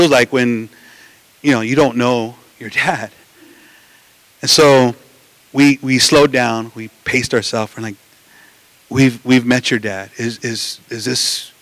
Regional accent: Los Angeles, California, United States; we grew up in East

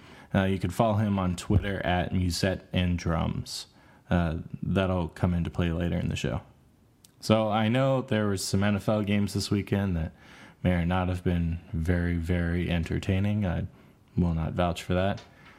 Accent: North Carolina, United States; I'm from North Carolina, and I've kind of always known ACC is like North Carolina basketball.

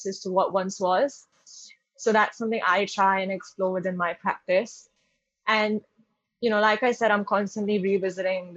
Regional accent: Mumbai, Maharashtra, India; moved away as an adult; also born or lived in London; my personal experiences growing up in Bombay and then living in London for a while

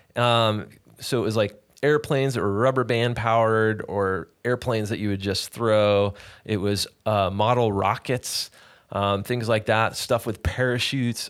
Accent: Sacramento, California, United States; also born or lived in Los Angeles, California; I was born in Sacramento. We moved to L A for a stint. And then we moved back to Sacramento

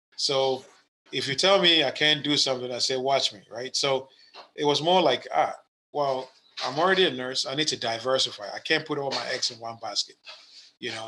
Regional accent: Ghana; now in United States; I was born in Ghana, West Africa. Uh, it's my country. I'm a U.S. citizen now

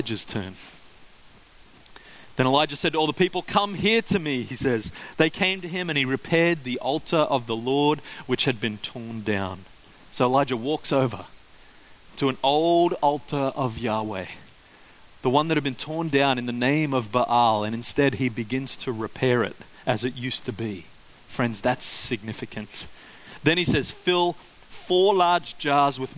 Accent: Queensland, Australia; growing up in Queensland

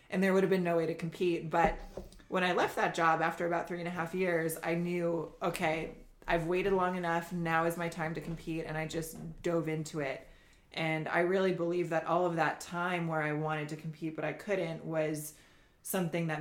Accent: Indiana, United States; now in Costa Mesa, United States; I'm originally from the Midwest. I'm from Indiana. and I live in Costa Mesa, California now.

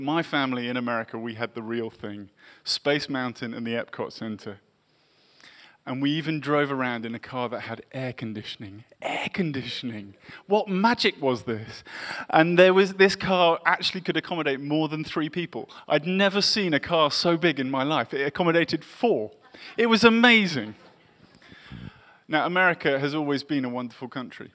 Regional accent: England, United Kingdom; also born or lived in Massachusetts; I grew up in England in the 1980s

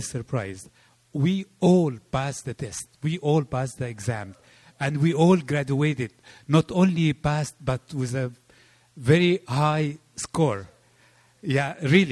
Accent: Egypt; moved away; I come from Egypt

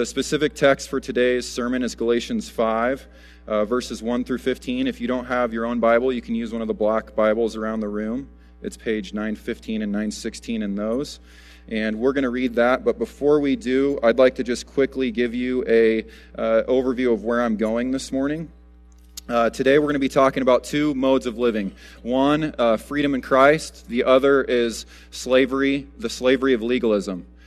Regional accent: United States; As Americans

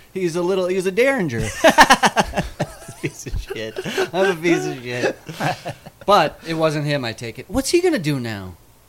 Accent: Midwest, United States; moved away; like where we grew up in the Midwest

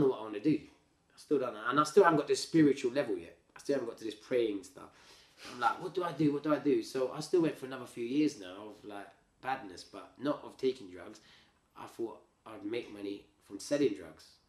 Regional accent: United Kingdom; I was from the UK, but I'm Indian

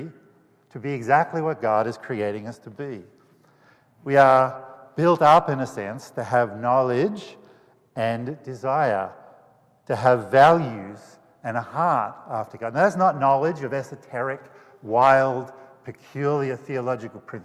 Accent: Australia; now in United States

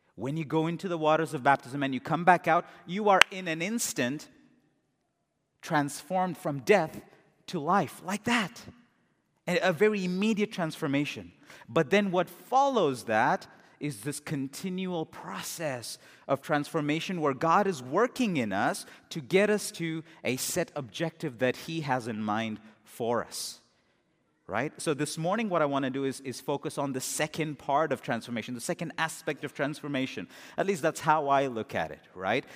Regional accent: India; as an Indian

